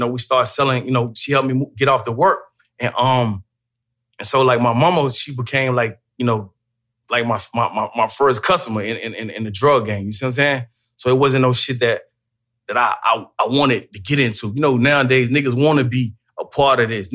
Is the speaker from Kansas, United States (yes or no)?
no; Macon, Georgia, United States; I'm from Macon, Georgia. I'm from the Duncan Block